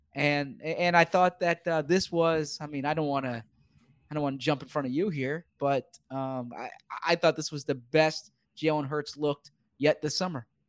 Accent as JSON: {"language": "English", "town": "Philadelphia", "region": "Pennsylvania", "country": "United States", "said": "I'm from Philly"}